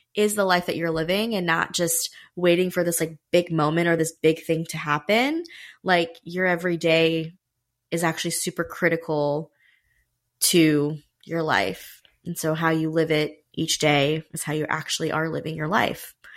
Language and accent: English; Raleigh, North Carolina, United States; I was born in Raleigh, North Carolina.